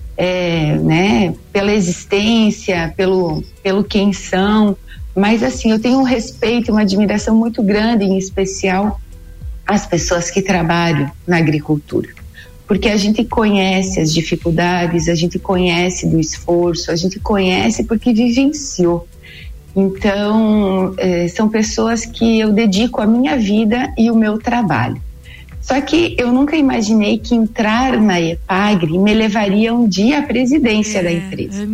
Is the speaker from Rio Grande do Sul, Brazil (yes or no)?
no; Treze Tílias, Santa Catarina, Brazil; eu sou natural de Treze Tilhas, ali do meio oeste